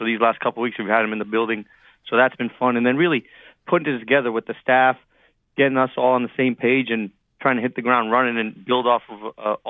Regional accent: Northeast, United States; and my wife is a Temple alum. Mm. And so there was a lot of personal ties, and we're both from the Northeast.

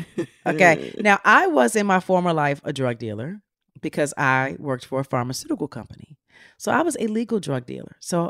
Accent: Philadelphia, Pennsylvania, United States; I'm from Philly, by the way

